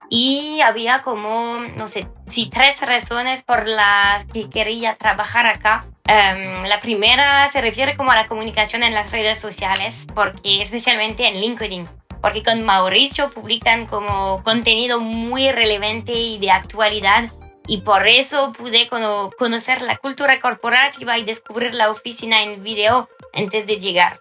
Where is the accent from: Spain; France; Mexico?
France; Brittany; Spanish is a second language; moved away as an adult; now in Chile; soy de Francia, de una región que se llama Bretaña, del noroeste del país